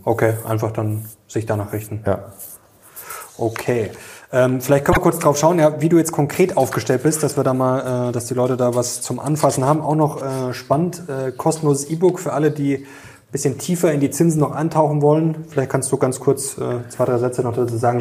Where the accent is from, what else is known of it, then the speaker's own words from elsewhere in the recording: Germany; bei uns in Deutschland